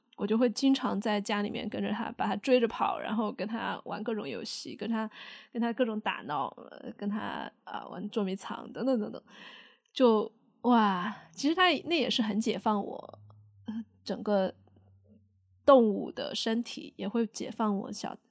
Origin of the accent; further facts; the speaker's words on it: Sichuan, China; accent: Sichuanese; 我也在用四川话嘛，就用我的方言对我的小孩说